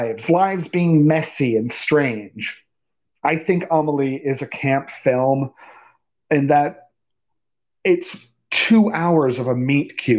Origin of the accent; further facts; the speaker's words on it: England, United Kingdom; I'm English.